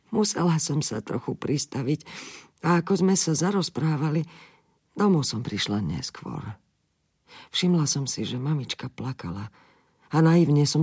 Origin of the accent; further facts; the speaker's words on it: Himberany, Slovakia; born there; Narodila som sa v Himberanoch, kde sa moji rodičia usadili po prvej svetovej vojne.